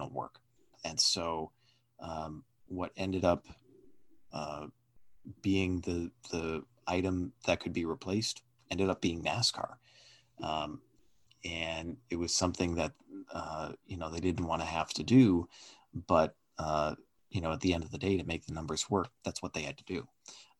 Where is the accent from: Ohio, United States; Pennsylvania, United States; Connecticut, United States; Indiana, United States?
Connecticut, United States; near Stafford Springs; a track not too far away from my hometown, the legendary Stafford Motor Speedway in Connecticut